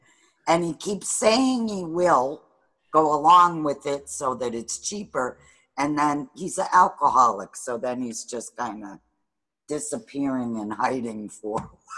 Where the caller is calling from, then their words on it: Sturbridge, Massachusetts, United States; Near Sturbridge.